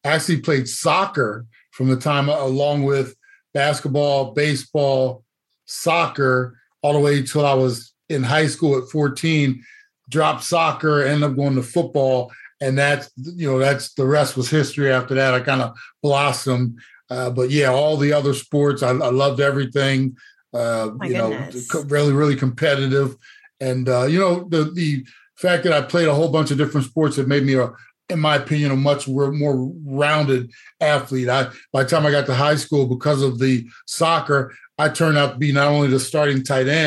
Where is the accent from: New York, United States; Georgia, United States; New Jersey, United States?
New Jersey, United States; moved away as an adult; also born or lived in Atlanta; now in Arizona, United States; I am a native, born and raised of New Jersey